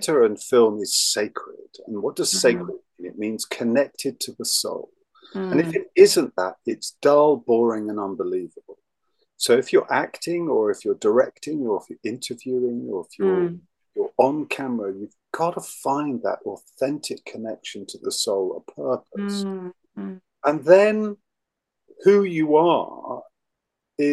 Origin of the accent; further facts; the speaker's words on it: England, United Kingdom; I'm English